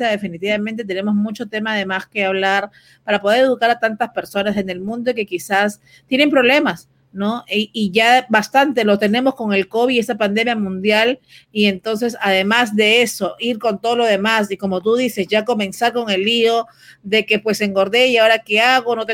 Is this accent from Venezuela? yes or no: yes; Venezuela; now in United States; Sí, soy venezolana.